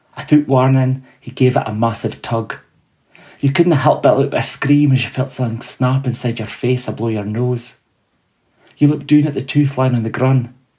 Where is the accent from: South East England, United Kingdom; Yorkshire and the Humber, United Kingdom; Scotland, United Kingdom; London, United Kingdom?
Scotland, United Kingdom; Fraserburgh; also born or lived in Peterhead; growing up in the Broch and Peterhead